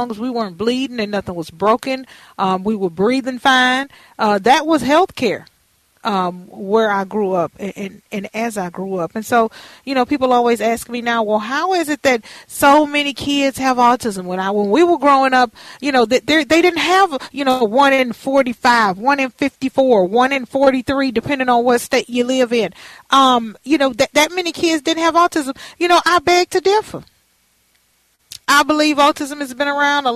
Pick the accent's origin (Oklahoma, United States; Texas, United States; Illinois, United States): Texas, United States; Houston; a community center near my home where I grew up in Fifth Ward